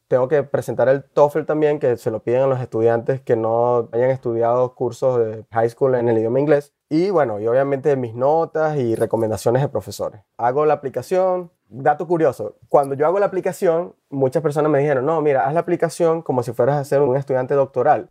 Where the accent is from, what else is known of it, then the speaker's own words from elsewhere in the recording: Puerto Ordaz, Bolívar, Venezuela; also born or lived in Porlamar, Nueva Esparta, Venezuela; now in Grand Rapids, United States; Soy oriundo de Venezuela. Nací en Por la Mar, en el estado Nueva Esparta, en Margarita. Casi toda mi familia es de esa parte de Venezuela, pues del oriente. Realmente no crecí ahí. Mis padres, cuando estaba muy pequeño, ellos se mudaron a la ciudad de Puerto Ordaz, en el estado Bolívar.